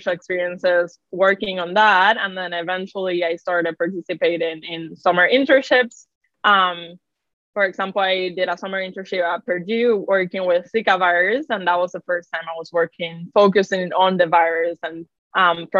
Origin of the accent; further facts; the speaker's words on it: Carolina, Puerto Rico; moved away; I was born and raised in Carolina, Puerto Rico to immigrant parents